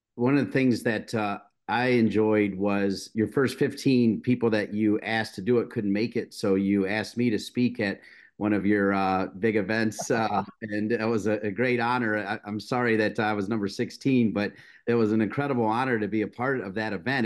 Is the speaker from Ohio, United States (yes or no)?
yes; Toledo, Ohio, United States; I'm from Toledo